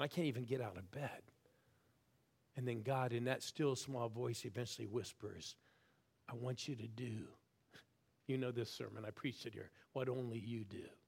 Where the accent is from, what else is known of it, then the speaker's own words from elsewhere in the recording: Newton Falls, Ohio, United States; I was born in Newton Falls, Ohio